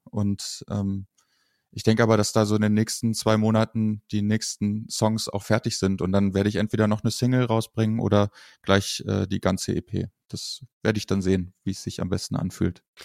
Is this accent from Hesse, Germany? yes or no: yes; Kassel, Hesse, Germany; ich komme aus Kassel